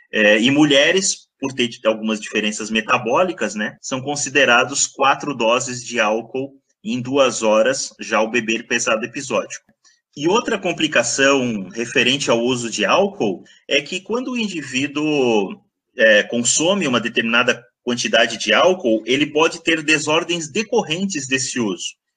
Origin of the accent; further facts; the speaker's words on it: Blumenau, Santa Catarina, Brazil; moved away as an adult; also born or lived in Botucatu, São Paulo; sou natural de Blumenau.